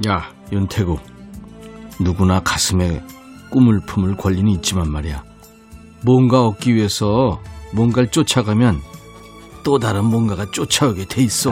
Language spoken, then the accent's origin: Korean; Suncheon, South Jeolla, South Korea; 제 고향